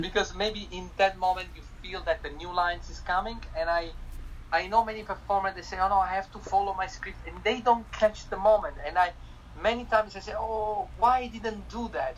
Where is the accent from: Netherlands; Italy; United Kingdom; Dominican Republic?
Italy; accent: Italian; English is a second language; moved away; I'm Italian